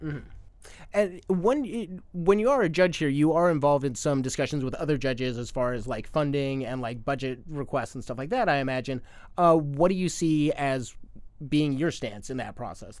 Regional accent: Arizona, United States; moved away; my home state of Arizona

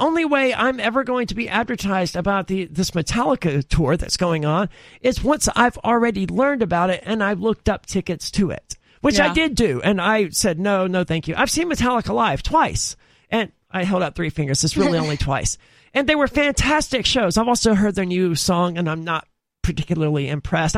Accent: the South, United States; I'm from the South

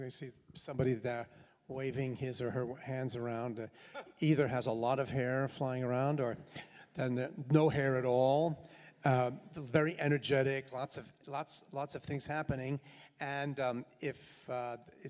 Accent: New York City, New York, United States; I grew up in New York City

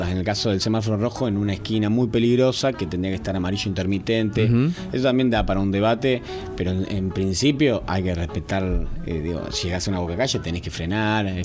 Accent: Argentina; Eh, ¿Y mm, cómo somos los argentinos para manejar? Digo, por ahí más la región, para no generalizar tanto

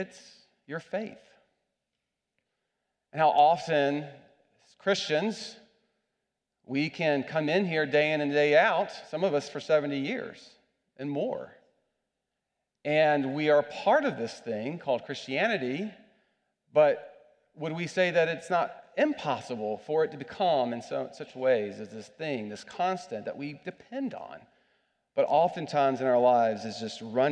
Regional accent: United States; I'm an American

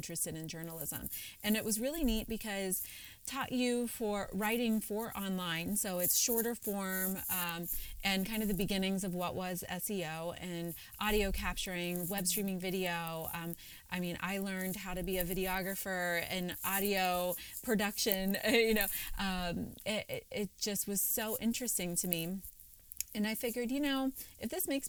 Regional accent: Cincinnati, Ohio, United States; moved away as an adult; also born or lived in Philadelphia; for the first time in my life, I moved away from Cincinnati

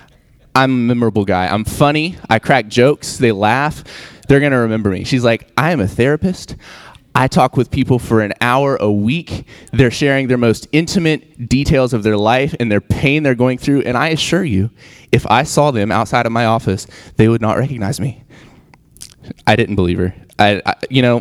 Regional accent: West Virginia, United States; moved away as an adult; I'm from West By God, Virginia

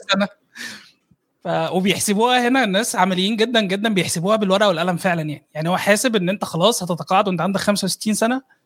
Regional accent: Egypt

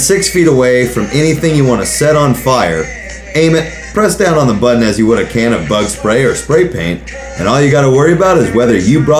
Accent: Australia; Born and bred. Born and bred in Australia, Aussie.

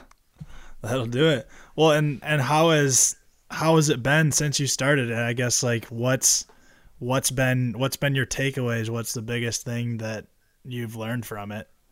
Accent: Michigan, United States; we're from Michigan

